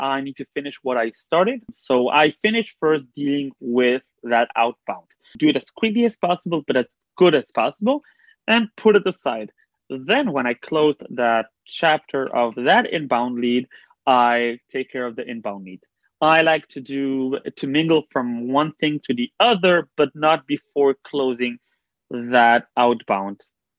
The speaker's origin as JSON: {"language": "English", "country": "Belgium", "moved": "yes", "lives_now": "Israel", "said": "I like helping Olim, people that came from abroad like I did. When I came from Belgium, I had zero connections, zero help to get into the tech field."}